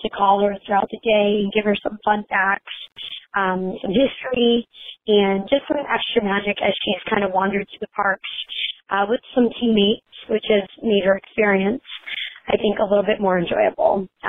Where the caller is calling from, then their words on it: Boston, Massachusetts, United States; I am from Boston, Massachusetts.